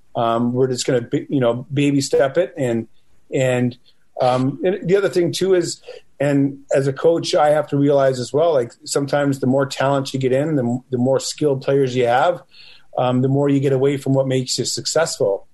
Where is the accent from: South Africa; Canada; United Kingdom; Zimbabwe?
Canada; Western Canada; also born or lived in Eau Claire, Wisconsin; I'm from Western Canada